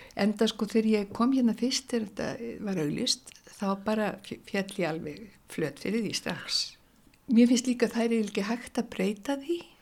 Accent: Reykjavík, Capital Region, Iceland; Ég er nú bara allstaðar úr Reykjavík. Ég er búið bara um alla Reykjavík þegar ég var bat sko og mitt, já, mínu uppeldi.

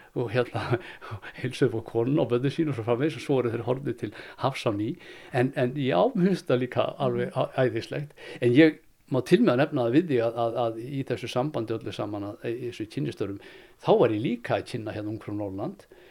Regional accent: Akureyri, Northeastern Region, Iceland; moved away; also born or lived in Reykjavík; ég kem frá Akureyri og ég eh, er fættur þar 1958

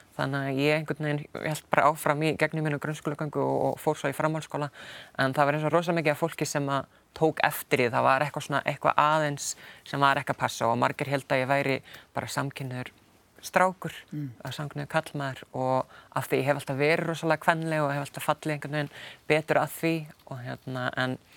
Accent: Stóra-Búrfell farm, Austur-Húnavatnssýsla, Northwestern Region, Iceland; moved away as an adult; also born or lived in Akureyri; now in United Kingdom; ég er fættu uppalinn á Sveitabæ í austur húnavansíslu eh, sem heitir Storabúrfell

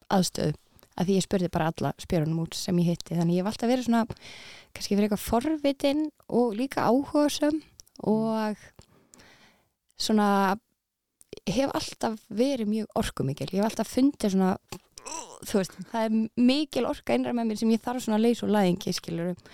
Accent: Reykjavík, Capital Region, Iceland; also born or lived in Denmark; ég er úr Reykjavík mm. ég fættist í Danmörku

